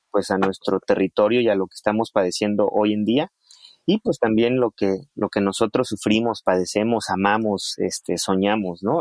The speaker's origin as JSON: {"language": "Spanish", "region": "Chiapas", "country": "Mexico", "said": "los que somos de aquí de Chiapas"}